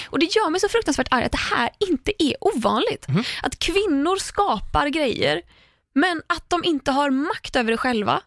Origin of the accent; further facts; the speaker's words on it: Sweden; som svensk